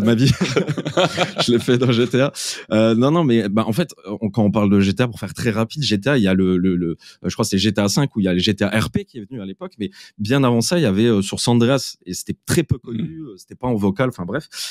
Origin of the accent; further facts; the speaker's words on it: Metz, Grand Est, France; moved away as an adult; also born or lived in Malta; je suis originaire de, euh, de, de Metz.